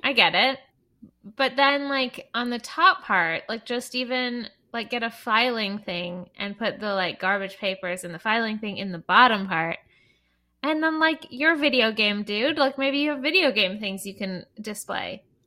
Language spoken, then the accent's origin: English; Canada; I'm Canadian